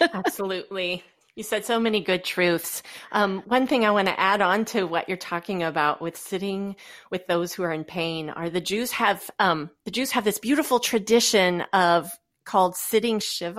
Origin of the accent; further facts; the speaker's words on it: Goshen, Indiana, United States; moved away as an adult; now in Fort Wayne, United States; I am from originally the Goshen, Indiana area